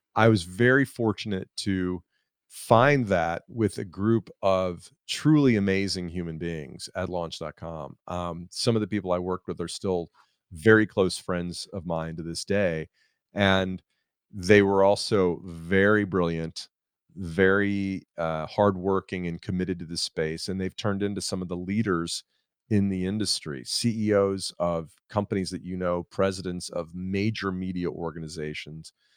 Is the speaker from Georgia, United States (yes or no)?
yes; Atlanta, Georgia, United States; I'm from Atlanta, and I live in Atlanta now